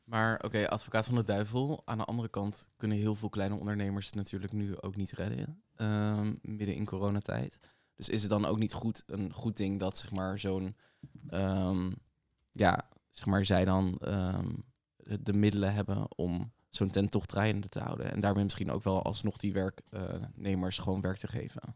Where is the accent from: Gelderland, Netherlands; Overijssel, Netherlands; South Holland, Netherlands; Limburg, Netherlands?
South Holland, Netherlands; The Hague; ik kom zelf dus uit Den Haag. Ehm, en wij hadden een middelbare school naast het katshuis.